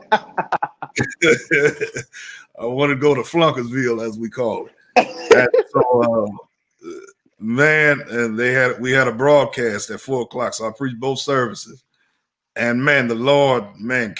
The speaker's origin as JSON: {"language": "English", "town": "Rockford", "region": "Illinois", "country": "United States", "tie": "born or raised there", "moved": "as an adult", "lives_now": "Chicago, United States", "said": "I'm going to pastor in my hometown."}